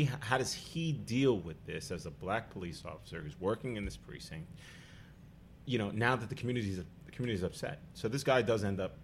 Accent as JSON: {"language": "English", "town": "New York City", "region": "New York", "country": "United States", "tie": "born or raised there", "said": "I grew up in Staten Island"}